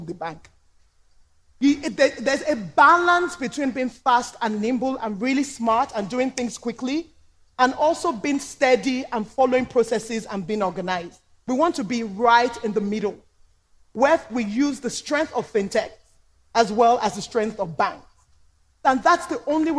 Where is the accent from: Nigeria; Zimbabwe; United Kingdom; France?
Nigeria; I'm Nigerian